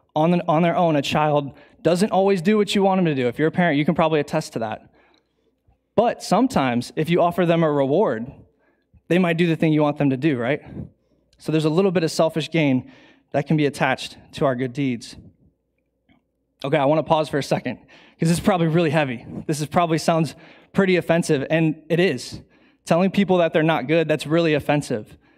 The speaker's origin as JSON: {"language": "English", "town": "Bowling Green", "country": "United States", "tie": "born or raised there", "said": "I grew up in Bowling Green"}